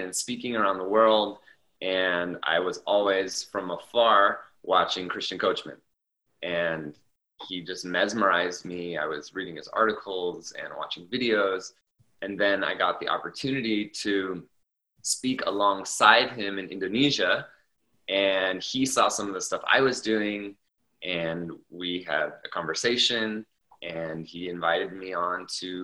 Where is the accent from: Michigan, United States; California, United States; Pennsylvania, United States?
California, United States; Orange County; I grew up in Orange County, California, at Disneyland.